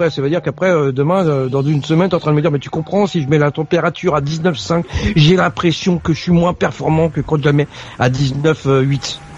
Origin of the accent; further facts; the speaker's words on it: France; born there; moi, je suis né en France, donc j'ai pas connu ce que mon père a vécu et mes parents ont vécu.